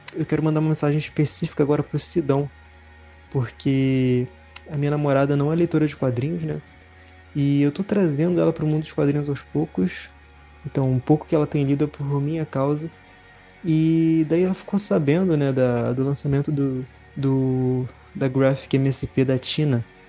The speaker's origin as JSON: {"language": "Portuguese", "region": "Rio de Janeiro", "country": "Brazil", "said": "Sou do Rio de Janeiro, tenho 22 anos"}